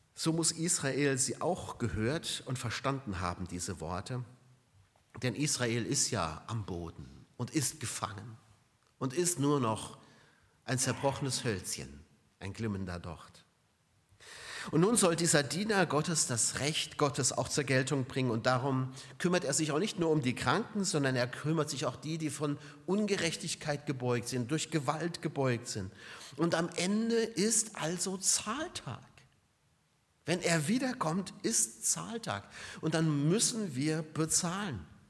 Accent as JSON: {"language": "German", "country": "Germany", "said": "bei uns in Deutschland"}